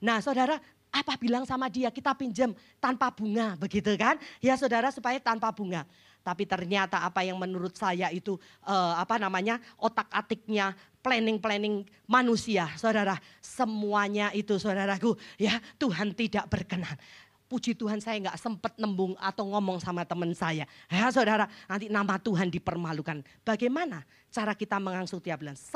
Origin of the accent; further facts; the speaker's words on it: Jepara, Central Java, Indonesia; Saya pulang ke kampung saya, ke Jepara.